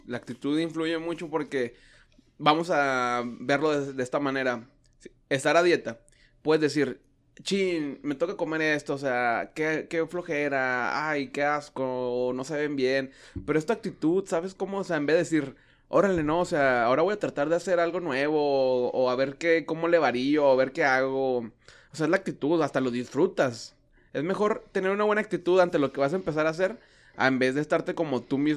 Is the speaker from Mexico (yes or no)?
yes; Mexico; cuando ha visto las publicaciones en Facebook que soy mexicano, pero no me gusta esto.